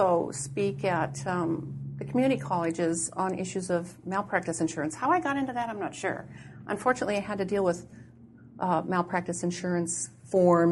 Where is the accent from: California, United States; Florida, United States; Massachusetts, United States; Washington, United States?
Washington, United States; Seattle; I'm basically a homegrown Seattleite